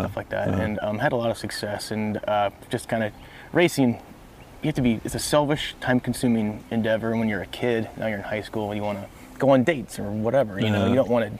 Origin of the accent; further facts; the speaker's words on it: Midwest, United States; I grew up all over the Midwest.